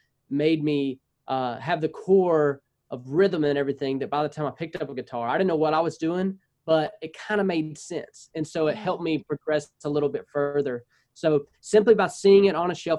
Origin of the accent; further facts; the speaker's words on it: North Louisiana, United States; I'm North Louisiana. Most of the time I go to South Louisiana. They're like, you know, oh, you're pretty much Texas, because I'm north of Shreveport